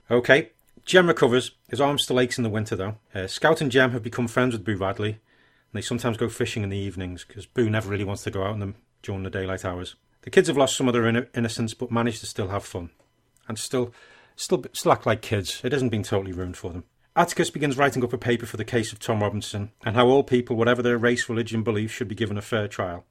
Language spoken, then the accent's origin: English; England, United Kingdom; I'm English